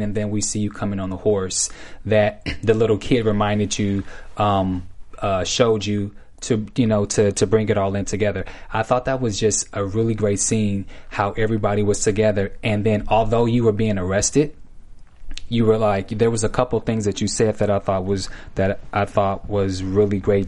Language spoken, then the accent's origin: English; Bay Area, California, United States; I'm from the Bay